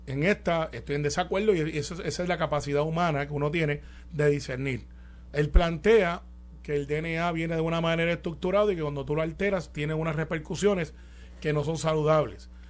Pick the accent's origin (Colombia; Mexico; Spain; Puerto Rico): Puerto Rico; Guaynabo; yo soy de campo de Santa Rosa en Guaynabo y, y criado en Cantagallo, alias Singing Rooster. Allí en Guaynabo también